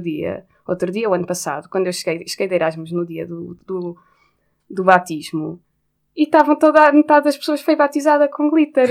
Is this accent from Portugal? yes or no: yes; Porto, Norte, Portugal; now in Lisbon, Portugal; como sou do Porto, que é um sítio onde a praxe, eu acho que que é mais pesada do que em Lisboa